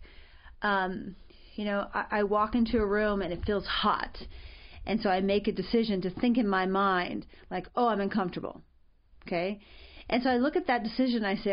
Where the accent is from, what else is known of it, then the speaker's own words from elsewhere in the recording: Arizona, United States; I was raised in Arizona